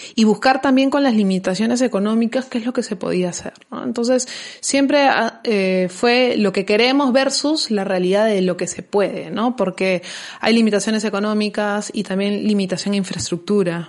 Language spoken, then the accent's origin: Spanish; Peru; nosotros como, como peruanos